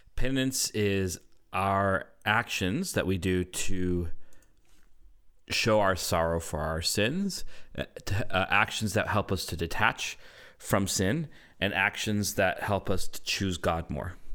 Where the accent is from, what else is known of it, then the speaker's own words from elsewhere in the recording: Canada; I'm a Canadian